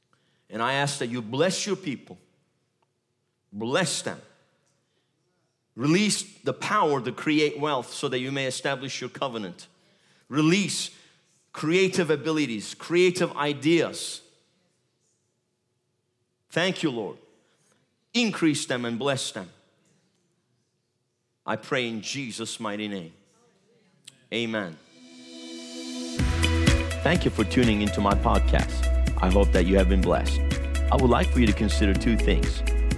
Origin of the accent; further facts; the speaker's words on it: Turkey; English is a second language; moved away as an adult; now in United States; Look, I come from Turkey. God sent me and my wife here 3.5 years ago. He said, go to America, get ready.